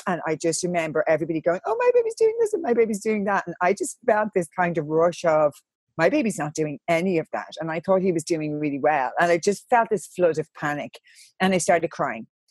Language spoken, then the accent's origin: English; Ireland; I'm from Catholic Ireland